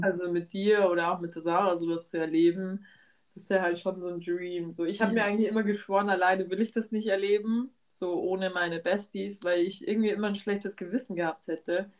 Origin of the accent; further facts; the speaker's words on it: Germany; wir sind halt aus Deutschland